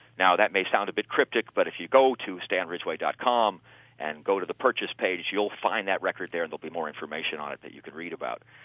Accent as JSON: {"language": "English", "town": "Los Angeles", "region": "California", "country": "United States", "tie": "born or raised there", "also_born_or_lived": "Barstow, California", "said": "I grew up in Barstow till I was about eight. And okay, then now, I moved into Los Angeles"}